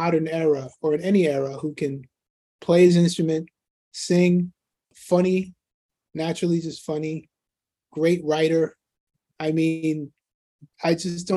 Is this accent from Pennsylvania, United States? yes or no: no; New York City, New York, United States; I grew up in Queens, New York